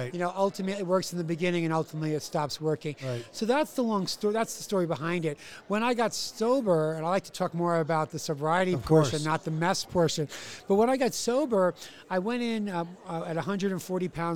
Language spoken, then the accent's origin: English; New York City, New York, United States; I'm from New York City